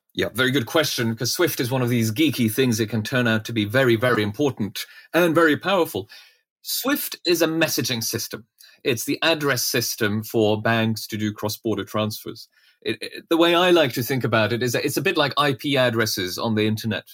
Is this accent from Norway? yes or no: yes; Norway; moved away; I grew up in Norway